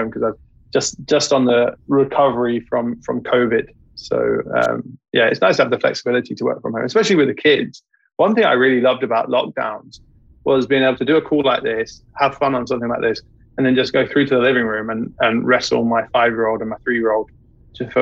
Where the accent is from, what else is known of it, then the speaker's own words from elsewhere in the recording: Leicester, East Midlands, United Kingdom; moved away; where I grew up in Leicester, in the Midlands.